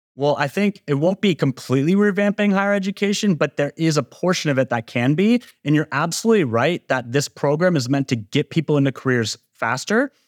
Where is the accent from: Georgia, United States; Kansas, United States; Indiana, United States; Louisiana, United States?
Georgia, United States; my home state of Georgia